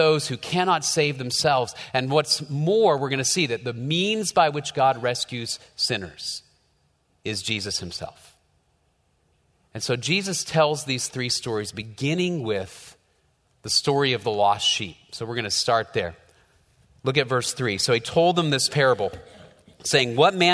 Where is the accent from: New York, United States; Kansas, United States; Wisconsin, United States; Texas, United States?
Texas, United States; Dallas; I grew up in North Dallas, so we didn't have a whole lot of sheep around